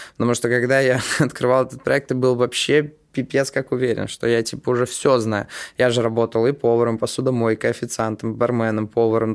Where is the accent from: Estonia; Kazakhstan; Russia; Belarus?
Estonia; мы же в Питере, и э, мы из Эстонии